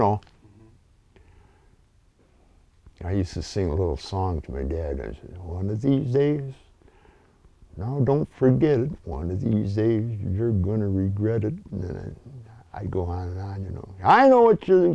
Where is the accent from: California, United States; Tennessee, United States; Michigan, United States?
Michigan, United States; Rogers City; I was born in Rogers City, youngest of the family of six